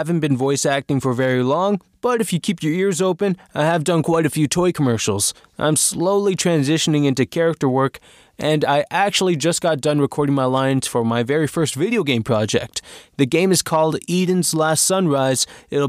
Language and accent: English; Toronto, Ontario, Canada; I am from Toronto, Ontario, Canada.